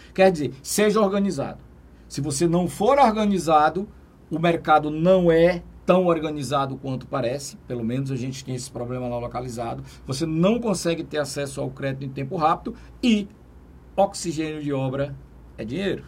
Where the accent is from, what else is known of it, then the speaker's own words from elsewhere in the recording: Teresina, Piauí, Brazil; sou lá de Teresina e sempre venho para cá